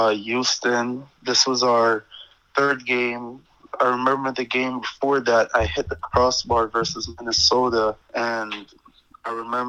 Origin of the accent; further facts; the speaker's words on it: Jamaica; born there; That meant a lot to me because, you know, I was born in Jamaica. I'm very proud of that.